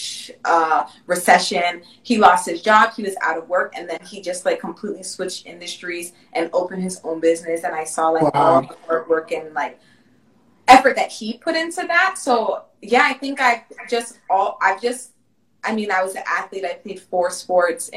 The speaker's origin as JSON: {"language": "English", "country": "Jamaica", "said": "I'm Jamaican"}